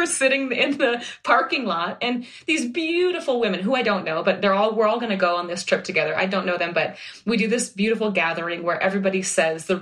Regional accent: Minnesota, United States; moved away; I'm from Minnesota

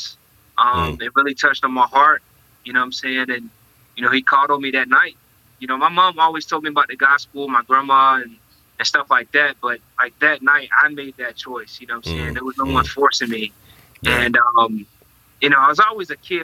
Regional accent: North Carolina, United States; I was born in North Carolina

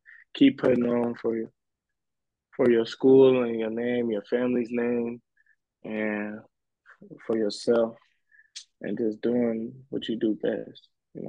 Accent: Indiana, United States; born or raised there; moved away as an adult; now in California, United States

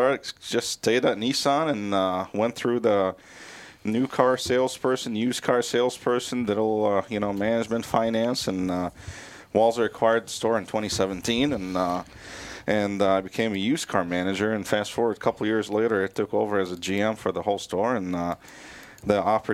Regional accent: Beirut, Beirut Governorate, Lebanon; English is a second language; now in Minnesota, United States; Lebanon is more like a California weather kind of thing, and I grew up in Beirut

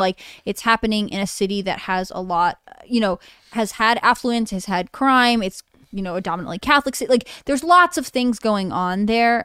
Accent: Canada; I am Canadian

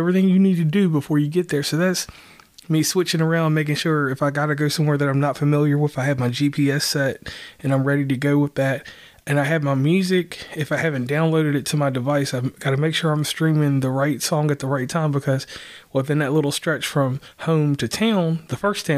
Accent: Lynchburg, Virginia, United States; now in West Virginia, United States; I am from West Virginia. That's where I live. I am originally from Virginia, the town of Lynchburg. And from that place, I left and I have been a West Virginian since over 15 years.

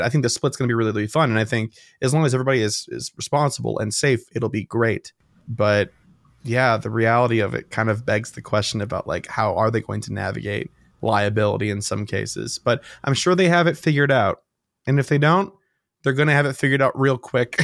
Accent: Chicago, Illinois, United States; we're from Chicago. We love the city.

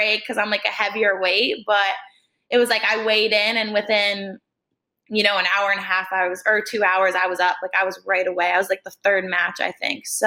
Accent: New Jersey, United States; I'm from Jersey

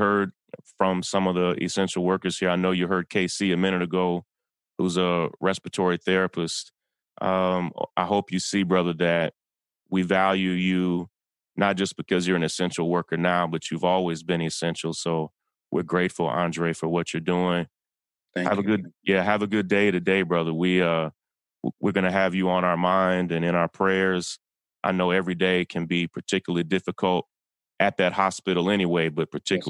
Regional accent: Kentucky, United States; Yeah, I grew up in a town in Kentucky, and we had a United Methodist Children's Home there

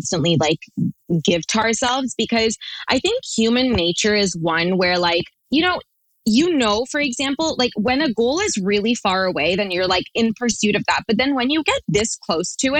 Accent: Toronto, Ontario, Canada; we're from Toronto

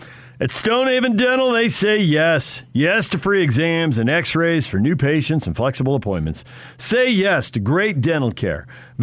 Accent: San Diego, California, United States; moved away; I grew up in San Diego once, and I was home visiting

